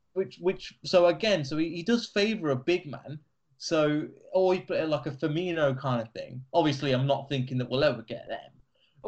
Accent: Leicester, East Midlands, United Kingdom; an Asian guy growing up in Leicester

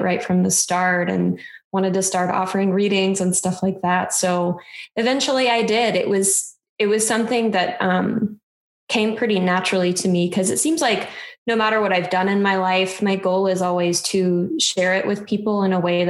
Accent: Midwest, United States; I grew up in the Midwest

